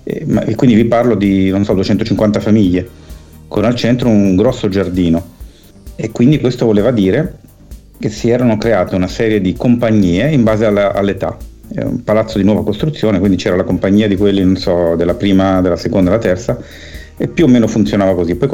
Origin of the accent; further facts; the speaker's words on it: Milan, Lombardy, Italy; Io sono nato nel 70 e sono cresciuto a Milano in un eh, quartiere eh, che all'epoca era periferico, adesso è quasi in centro perché la città è cresciuta a dismisura